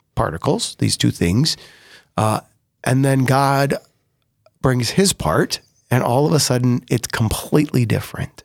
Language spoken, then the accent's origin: English; Sioux Falls, South Dakota, United States; also born or lived in Rome, Italy; I was born in Sioux Falls, yeah. but we didn't quite live in Sioux Falls when I was born. Um, grew up right here in this neighborhood of the cathedral